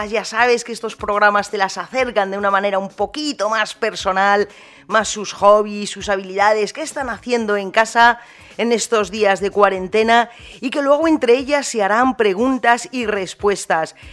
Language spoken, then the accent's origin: Spanish; La Cañada, Andalusia, Spain; also born or lived in Guadiaro / Madrid; yo nací en, en Guadiaro, me crié en La Cañada. Muy bien, Cádiz. ¿Y ahí sigues? Ahí sigo